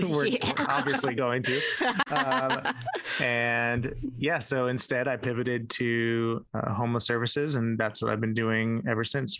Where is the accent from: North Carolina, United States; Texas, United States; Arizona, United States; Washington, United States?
Arizona, United States; Tempe; moved away as an adult; also born or lived in Chandler, Arizona / Oklahoma; Yeah, so I'm from Tempe, Arizona, and I get it.